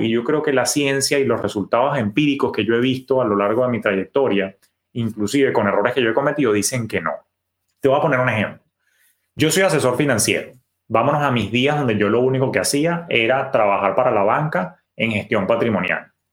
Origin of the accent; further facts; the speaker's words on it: Venezuela; mi papá, que era oriundo del oriente, de mi país natal, Venezuela, de Maturín